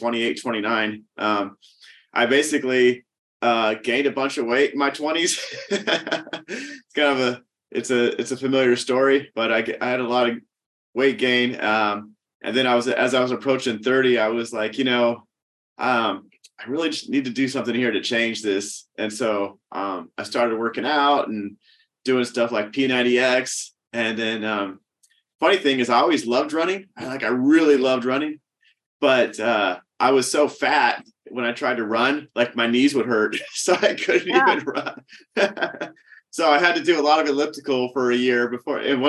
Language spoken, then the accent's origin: English; Sacramento, California, United States; moved away as an adult; also born or lived in Orange, California; now in Orange County, United States; I moved up to Sacramento when I was like, I don't know, 3 years old. So I grew up in Sacramento suburbs